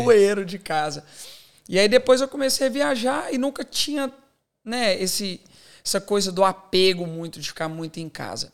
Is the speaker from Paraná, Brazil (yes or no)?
no; Divinópolis, Minas Gerais, Brazil; moved away as an adult; now in Australia; eu cresci, eu sou de Minas Gerais